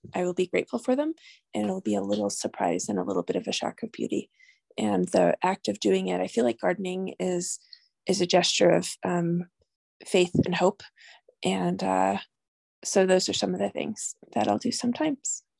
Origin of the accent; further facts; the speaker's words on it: New York, United States; moved away as an adult; now in New Mexico, United States; I'm originally from New York, although I've been a New Mexican since for 16 years